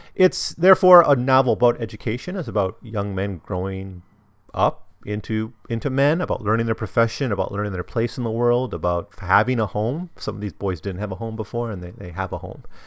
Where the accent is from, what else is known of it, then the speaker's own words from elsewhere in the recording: Wisconsin, United States; i was from Wisconsin